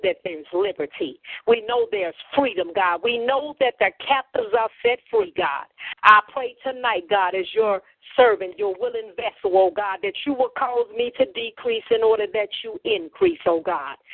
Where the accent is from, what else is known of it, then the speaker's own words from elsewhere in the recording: Chicago, Illinois, United States; I'm from Chicago, Illinois, the Windy City